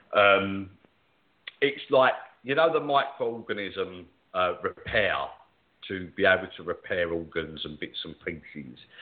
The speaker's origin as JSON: {"language": "English", "region": "England", "country": "United Kingdom", "said": "I'm an …, so I'm an alien to that area."}